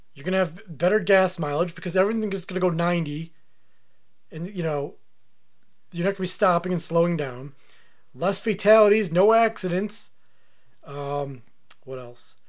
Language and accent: English; United States; it's my right as an American